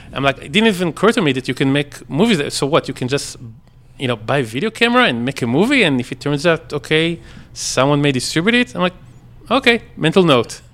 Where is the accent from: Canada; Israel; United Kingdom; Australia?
Israel; moved away as an adult; I grew up in Israel until I was uh, 19.